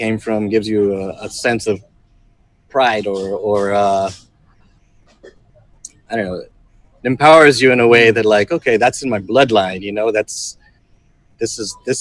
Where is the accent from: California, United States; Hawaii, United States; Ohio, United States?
California, United States; Los Angeles; born or raised there; moved away as an adult; now in Philippines